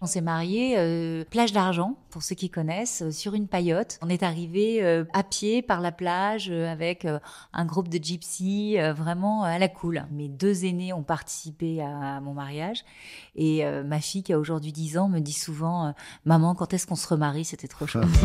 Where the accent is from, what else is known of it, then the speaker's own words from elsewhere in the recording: Les Sables-d'Olonne, Pays de la Loire, France; j'ai grandi en Vendée, au Sable d'Olonne